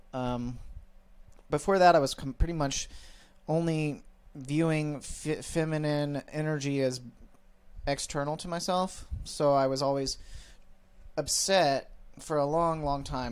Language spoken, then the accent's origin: English; Midwest, United States; I grew up in the Midwest.